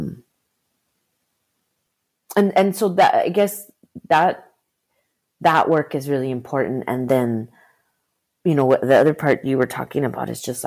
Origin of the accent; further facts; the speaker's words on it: Arizona, United States; I was born in Arizona